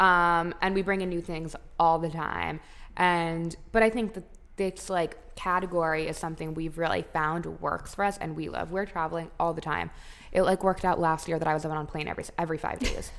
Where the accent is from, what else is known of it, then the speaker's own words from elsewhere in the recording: Palm Beach, Florida, United States; We grew up in Palm Beach